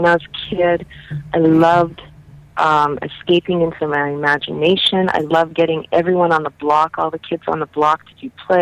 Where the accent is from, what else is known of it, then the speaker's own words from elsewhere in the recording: Calgary, Alberta, Canada; I was born and raised here in Calgary, and it's my home, though I've lived in different parts of Canada.